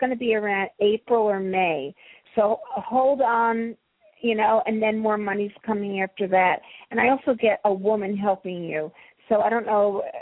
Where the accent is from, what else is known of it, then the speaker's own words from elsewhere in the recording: New Jersey, United States; I'm from Jersey, too.